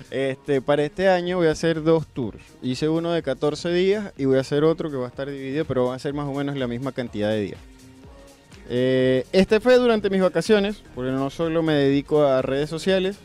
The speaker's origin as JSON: {"language": "Spanish", "country": "Venezuela", "moved": "as an adult", "lives_now": "Buenos Aires, Argentina", "said": "soy venezolano y tengo tres años y un poquito más viviendo acá en Buenos Aires"}